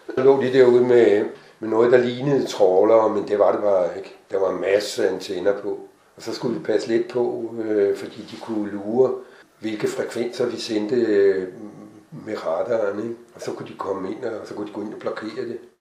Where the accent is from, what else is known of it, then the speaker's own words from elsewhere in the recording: Hvidovre, Capital Region of Denmark, Denmark; Jeg er fra Hvidovre